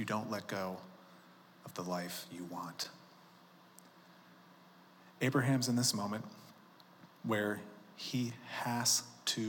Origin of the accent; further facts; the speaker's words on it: Chicago, Illinois, United States; moved away as an adult; now in Colorado, United States; I grew up in Chicago.